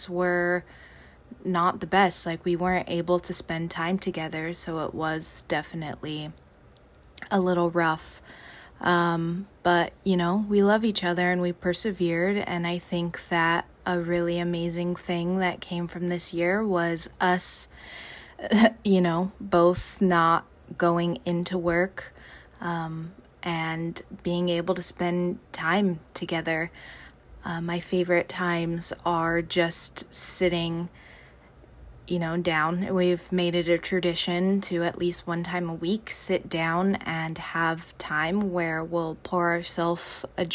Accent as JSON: {"language": "English", "town": "Los Angeles", "region": "California", "country": "United States", "said": "I am from Los Angeles, California"}